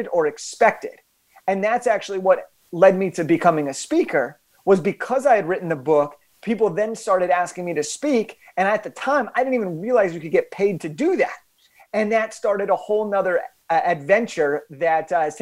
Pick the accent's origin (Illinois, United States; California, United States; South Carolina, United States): California, United States; Los Angeles; I'm from Los Angeles